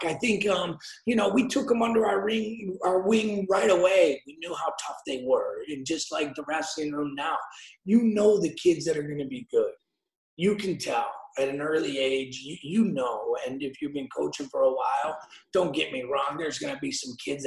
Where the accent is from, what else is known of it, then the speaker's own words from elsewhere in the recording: Aurora, Illinois, United States; we're from Aurora. So we're young boys from Aurora